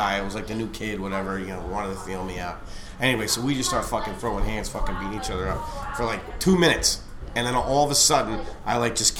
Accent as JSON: {"language": "English", "town": "Wilkes-Barre", "region": "Pennsylvania", "country": "United States", "tie": "born or raised there", "also_born_or_lived": "suburbs of Philadelphia, Pennsylvania", "said": "we moved from where I was born in Wilkes-Barre down to the suburbs of Philly, and it was much more expensive area that we moved into. So when we first moved down there, we couldn't afford to buy, you know, buy a regular house. So we lived in a townhouse community"}